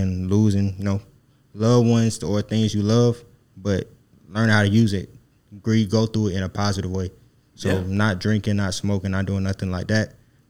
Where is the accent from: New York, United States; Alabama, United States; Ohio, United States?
Alabama, United States; Birmingham; moved away as an adult; now in Savannah, United States; I'm from Birmingham, Alabama, and I came to Savannah.